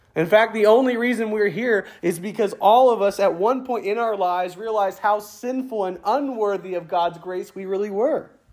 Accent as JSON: {"language": "English", "country": "United States", "lives_now": "Brant Lake, United States", "said": "I'm an American. I'm proud to be an American."}